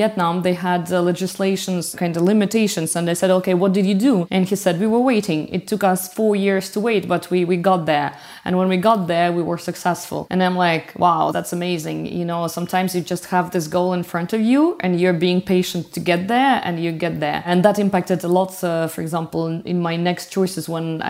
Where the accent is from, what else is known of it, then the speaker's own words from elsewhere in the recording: Belarus; moved away as an adult; also born or lived in France; now in Paris, France; by origin, I'm from Belarus, but it's been ages I left the country. And for the last 11 years, I'm living here in France